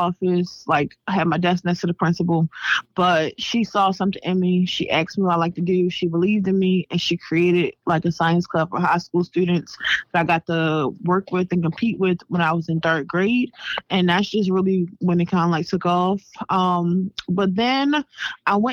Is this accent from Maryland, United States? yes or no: yes; Baltimore, Maryland, United States; I'm always be from Baltimore